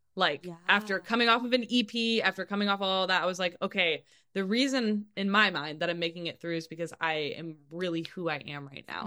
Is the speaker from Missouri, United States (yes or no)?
yes; Kansas City, Missouri, United States; moved away; also born or lived in Nashville; growing up in Kansas City, I started taking guitar lessons like in the first grade